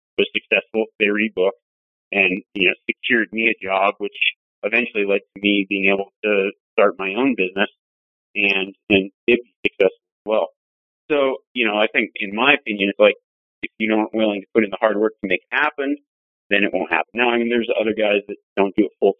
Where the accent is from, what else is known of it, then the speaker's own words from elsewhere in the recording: Nevada, United States; moved away; also born or lived in Montana; I grew up in Nevada, but I started guiding in Montana.